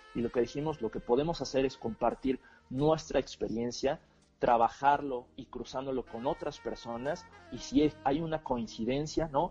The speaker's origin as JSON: {"language": "Spanish", "country": "Mexico", "said": "lo que tenemos en común es que somos mexicanos"}